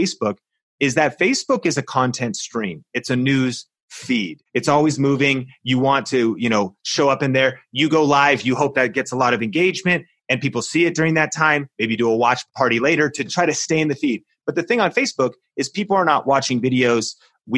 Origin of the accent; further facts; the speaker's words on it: Seattle, Washington, United States; I grew up in Seattle, home of Starbucks